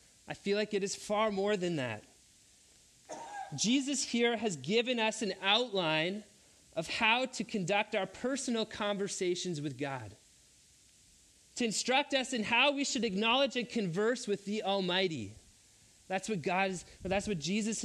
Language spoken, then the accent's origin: English; Three Hills, Alberta, Canada; I went to a public school where I grew up in Three Hills, Alberta, in elementary school